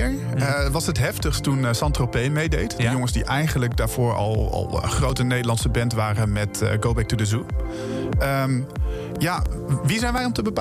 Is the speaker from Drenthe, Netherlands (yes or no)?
yes; Drenthe, Netherlands; ik kom uit Drenthe